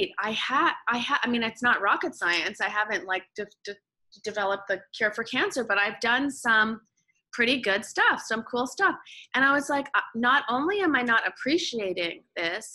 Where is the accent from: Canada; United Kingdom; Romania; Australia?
Canada; moved away as an adult; now in Los Angeles, United States; I'm Canadian, living in the States.